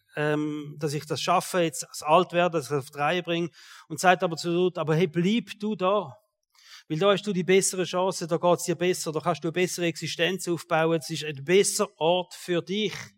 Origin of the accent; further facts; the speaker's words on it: Switzerland; als Schweizer